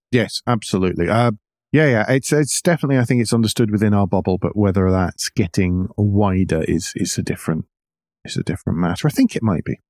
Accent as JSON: {"language": "English", "region": "Scotland", "country": "United Kingdom", "moved": "yes", "lives_now": "United States", "said": "As a Scot"}